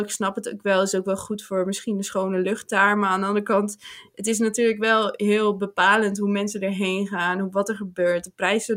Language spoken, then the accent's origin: Dutch; Netherlands; ik uit Nederland kom